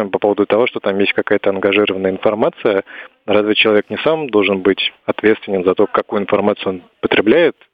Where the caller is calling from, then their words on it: Moscow, Russia; я из Москвы вам звоню.